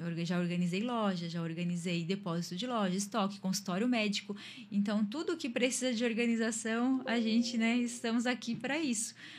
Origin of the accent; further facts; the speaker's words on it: Tubarão, Santa Catarina, Brazil; also born or lived in Imbituba; moro em Tubarão, sou natural de Imbituba, mas moro em Tubarão já desde pequenininha. É a minha cidade